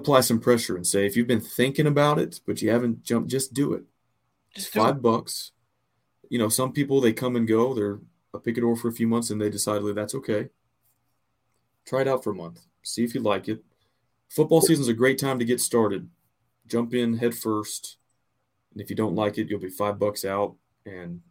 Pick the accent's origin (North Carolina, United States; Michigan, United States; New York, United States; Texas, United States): Texas, United States; Austin; growing up in Austin, yeah, I was in a 5A district back when 5A was the biggest division